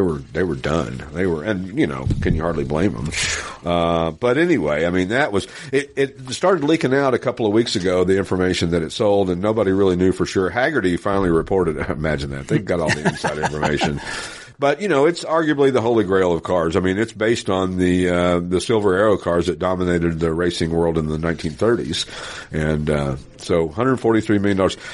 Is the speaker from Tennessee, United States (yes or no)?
yes; Knoxville, Tennessee, United States; moved away; also born or lived in North Hollywood; growing up in Knoxville, Tennessee.